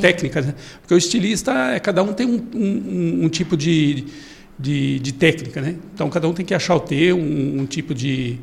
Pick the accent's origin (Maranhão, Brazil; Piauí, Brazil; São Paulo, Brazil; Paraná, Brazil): Paraná, Brazil; Bela Vista do Paraíso; also born or lived in Londrina, Brazil; now in Cascavel, Brazil; Eu nasci ali perto de Londrina, em Bela Vista do Paraíso, mas eu, eu comecei minha carreira em Londrina